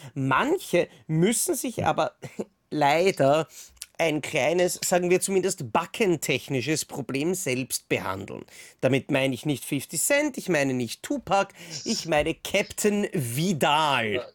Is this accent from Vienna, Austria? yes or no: yes; Vienna, Austria; Ich komme aus Wien